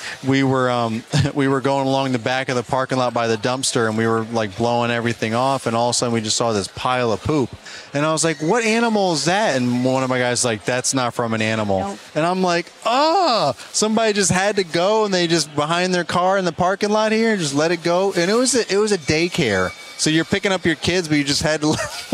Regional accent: New York, United States; I'm from New York

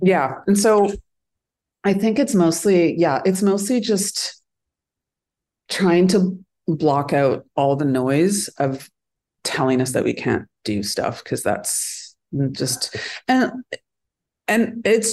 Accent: Northern Alberta, Canada; now in Vancouver, Canada; where I grew up in Northern Alberta

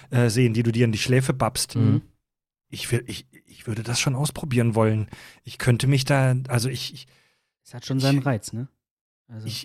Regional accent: Kieselbronn, Baden-Württemberg, Germany; ich komme aus dem Südwesten, aus Kieselbronn und das weiß ich, die schlimmsten Menschen wohnen im Nachbardorf von Kieselbronn in Dürren.

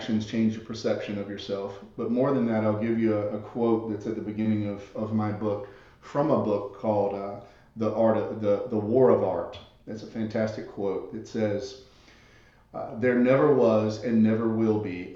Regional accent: the South, Southern United States, United States; accent: Southern; my Southern accent

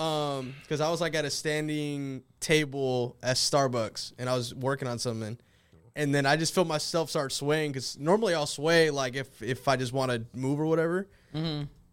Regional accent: Iowa, United States; I am from Iowa.

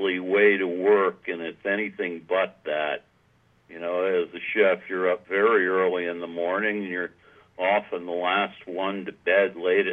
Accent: Newport, Rhode Island, United States; moved away as an adult; I grew up in Newport, Rhode Island

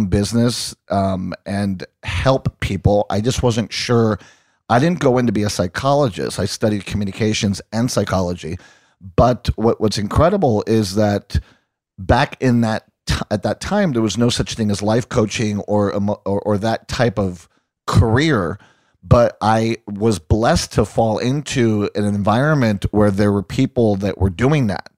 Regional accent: Puerto Rico; moved away as an adult; also born or lived in Long Island, New York, United States / Boston, United States; I was born in New York and Long Island, Jewish from Long Island. And when I was one, my family moved to Puerto Rico and I stayed there until I graduated high school and then moved to Boston to go to college.

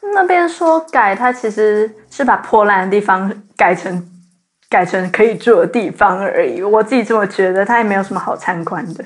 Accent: Zhonghe, New Taipei, Taiwan; 说成我是台北人，然后大家问我说你是台北哪里，然后我说中和，他们就会说明明就是新北

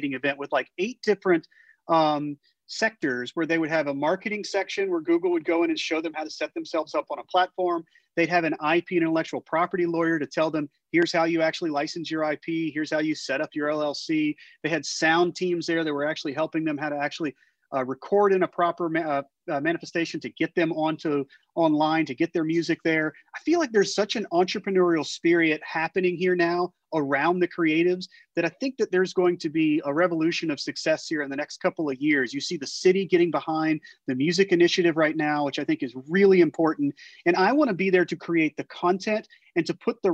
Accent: Baton Rouge, Louisiana, United States; also born or lived in Chalmette; now in New Orleans, United States; I'm originally from Baton Rouge

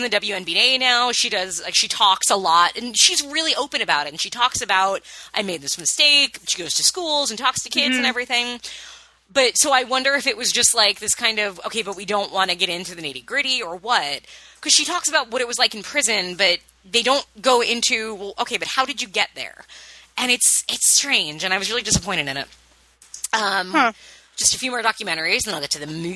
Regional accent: United States; being an American

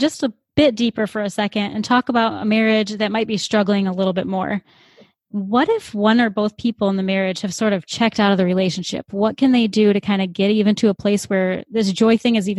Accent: Flint, Michigan, United States; We grew up in the Flint area.

